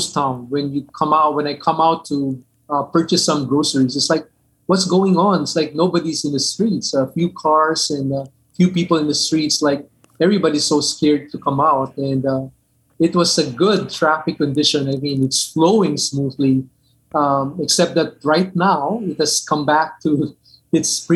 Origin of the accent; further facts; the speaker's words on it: Manila, Metro Manila, Philippines; first language Hokkien; English is a second language; also born or lived in Dallas, United States; I was born in the Philippines, and I grew up and spent my entire life here in the Philippines, except for the 10 years duration I was in Dallas Seminary.